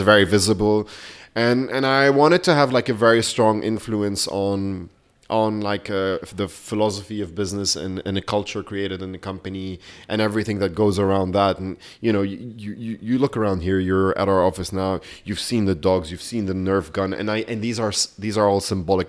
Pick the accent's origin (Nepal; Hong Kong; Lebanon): Lebanon; Beirut, Beirut Governorate; now in London, United Kingdom; I grew up in Beirut